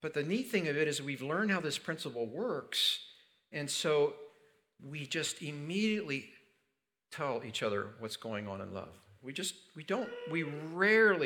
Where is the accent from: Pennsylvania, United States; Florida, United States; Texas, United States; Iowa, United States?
Pennsylvania, United States; where I grew up in Pennsylvania